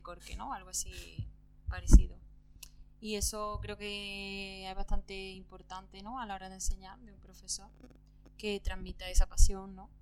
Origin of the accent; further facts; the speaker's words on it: Córdoba, Andalusia, Spain; moved away as an adult; now in Barcelona, Spain; yo soy de Córdoba. Llevo aquí viviendo en Barcelona un, año solamente